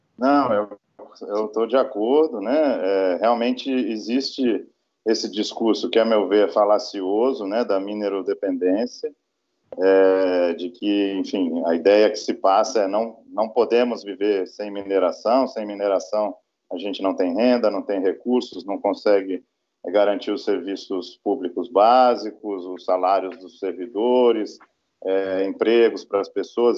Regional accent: São Paulo, Brazil; moved away; eu sou paulista, né, eu me graduei em São Paulo

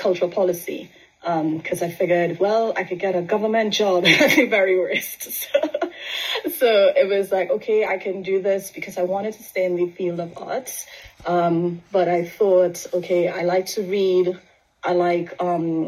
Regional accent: Trinidad & Tobago; moved away as an adult; also born or lived in England; now in United Kingdom; So I grew up in Trinidad, spent most of my life in Trinidad

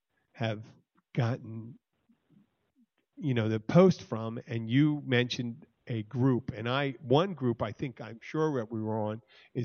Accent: Philadelphia, Pennsylvania, United States; now in Florida Keys, United States; I'm originally from Philadelphia, Pennsylvania.

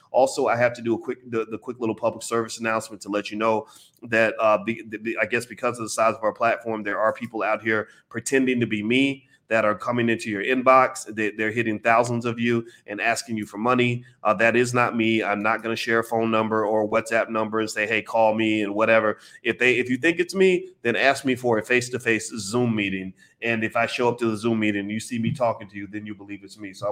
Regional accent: United States; here I was over in London making money in London, right? As an American.

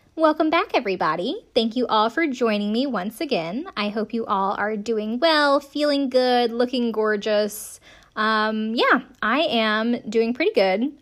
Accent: Greenville, South Carolina, United States; moved away as an adult; we're from the same hometown

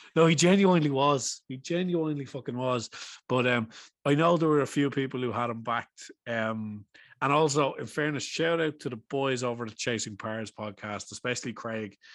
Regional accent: Ireland; we're Irish

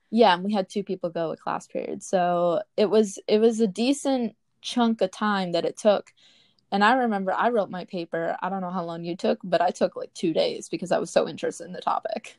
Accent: Readstown, Wisconsin, United States; now in Orlando, United States; I grew up in Reedstown

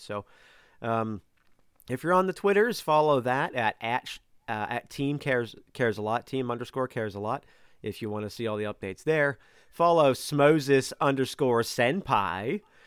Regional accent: Pennsylvania, United States; my home state

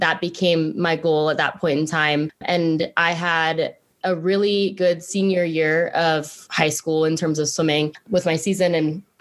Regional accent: Pittsburgh, Pennsylvania, United States; also born or lived in Blacksburg, Virginia / Roanoke, Virginia; I grew up in Pittsburgh, Pennsylvania

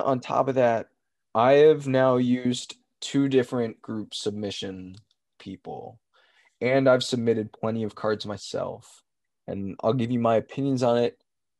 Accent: Tennessee, United States; born there; And I was born in Tennessee, by the way.

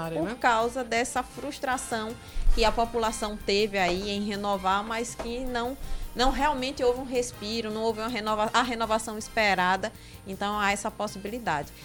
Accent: Sapé, Paraíba, Brazil; now in Brasília, Brazil; Eu sou conterrânea de Oscar, sou de Sapé.

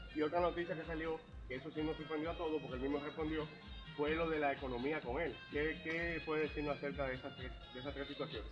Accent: Venezuela; moved away; also born or lived in New York, United States; yo crecí en la pelota de invierno este, en Venezuela. Uno como latino

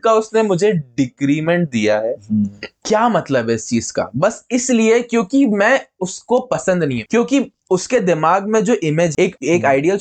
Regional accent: Madhya Pradesh, India; हमारे शहर

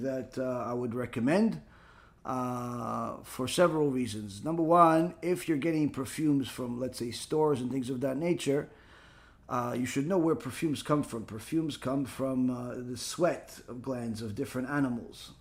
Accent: Israel; I was born in Israel

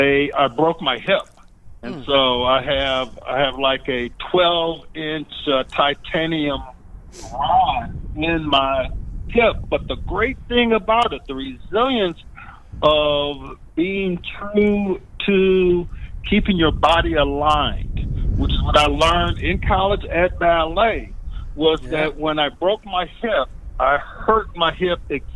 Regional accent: Sarasota, Florida, United States; you can call Bookstore One here in my hometown of Sarasota.

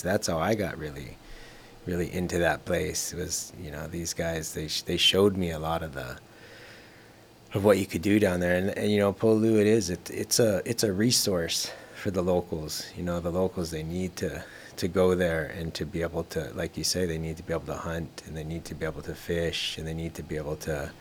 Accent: Kohala, Hawaii, United States; I was raised here in Kohala since I was a kid all the way up through.

